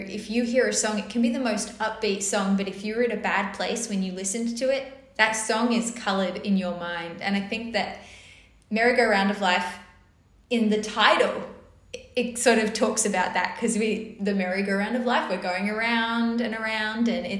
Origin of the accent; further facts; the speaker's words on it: North Shore, New South Wales, Australia; I grew up on the North Shore, and I grew up in a very musical household.